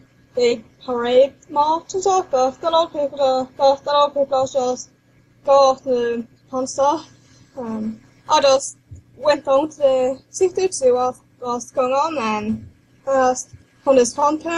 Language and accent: English; Norway